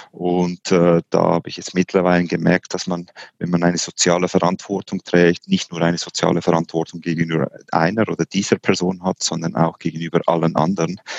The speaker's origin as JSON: {"language": "German", "country": "Switzerland", "said": "Auch als Schweizer heißt man da ungeduldig."}